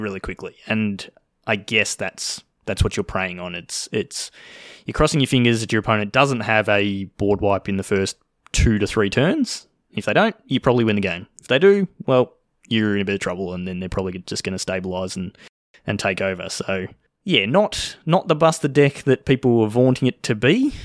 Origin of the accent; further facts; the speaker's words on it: Australia; accent: Australian; I'm speaking Australian